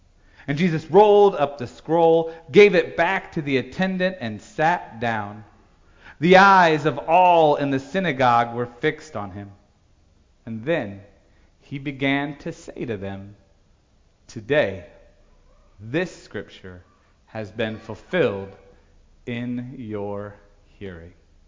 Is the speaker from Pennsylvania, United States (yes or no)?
no; Logansport, Indiana, United States; born or raised there; moved away as an adult; now in Missouri, United States